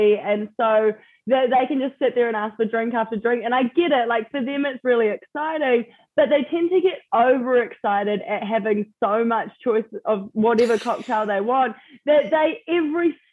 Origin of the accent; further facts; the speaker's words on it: New Zealand; moved away; for people back home to hear my accent